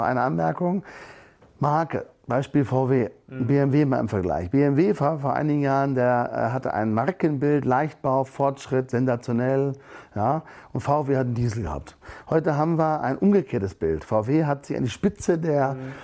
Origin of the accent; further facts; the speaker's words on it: Germany; Wir sind als Deutsche